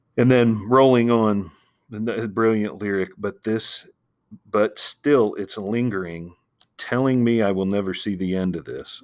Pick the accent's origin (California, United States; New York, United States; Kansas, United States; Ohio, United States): Ohio, United States; growing up in Ohio